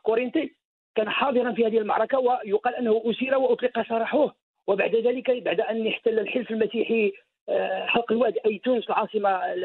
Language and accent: Arabic; Morocco; علينا كمغاربه